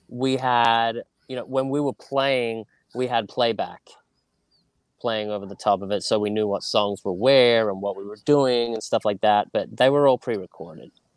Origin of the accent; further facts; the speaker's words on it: Sydney, New South Wales, Australia; moved away as an adult; also born or lived in United Kingdom; now in United States; growing up in Australia, um, in Sydney, Northern Beaches, which is a small little beach community